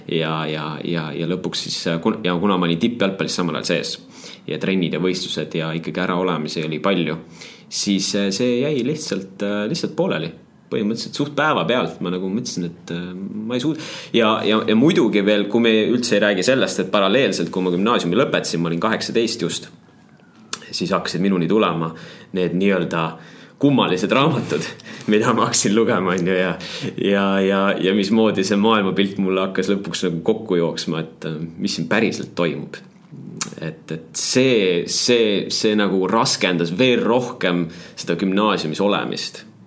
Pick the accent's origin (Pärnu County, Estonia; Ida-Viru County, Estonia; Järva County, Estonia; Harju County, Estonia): Harju County, Estonia; Tallinn; also born or lived in Paide, Estonia / Väätsa, Estonia; kuskil kolmandal eluaastal Tallinnasse eh, kolisime jah, vanematega ja, ja siis läksin muidugi Tallinnasse lasteaeda. ja, ja Tallinnasse läksin ka kooli.